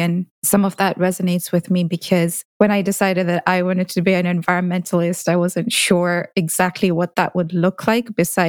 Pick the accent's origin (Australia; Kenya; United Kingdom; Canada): Kenya; Nairobi; when I was growing up in Nairobi.